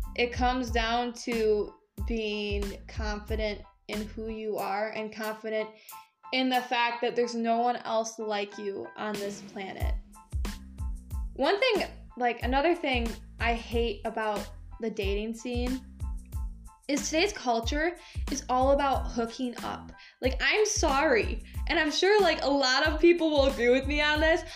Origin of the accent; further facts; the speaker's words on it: Michigan, United States; moved away as an adult; also born or lived in Tennessee; I moved back from Tennessee for a minute back to Michigan